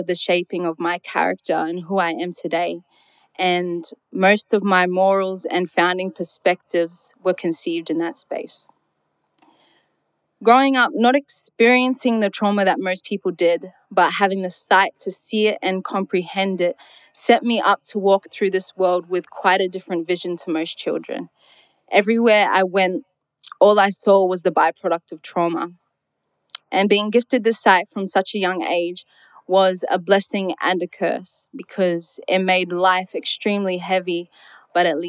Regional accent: Darwin, Northern Territory, Australia; born or raised there

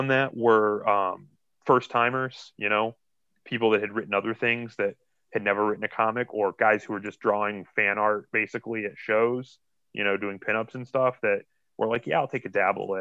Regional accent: Akron, Ohio, United States; I'm actually from Akron

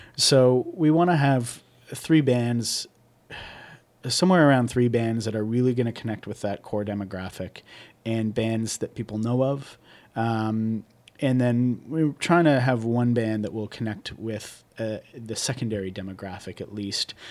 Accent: Newmarket, Ontario, Canada; I'm from Newmarket, which is a suburb of Toronto

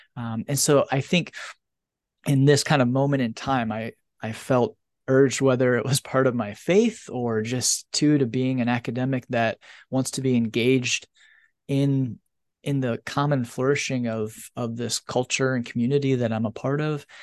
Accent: northern Indiana, United States; moved away; having grown up in a very religious area of the country in northern Indiana

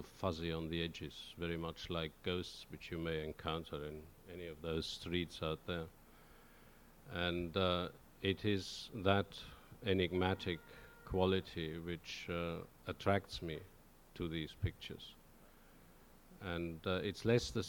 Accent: Oberstdorf, Bavaria, Germany; born or raised there; accent: regional accent in German; English is a second language; now in Norwich, United Kingdom

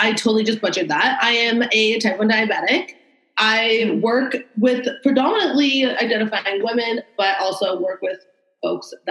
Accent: Toronto, Ontario, Canada; I'm 27 from Toronto, Ontario.

